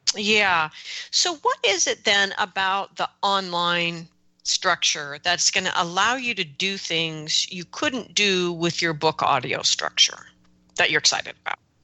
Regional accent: Oregon, United States; they're oregonians like me

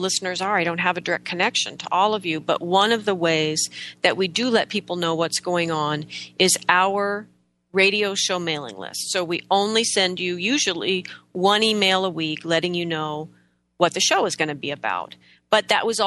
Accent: United States; we're so American

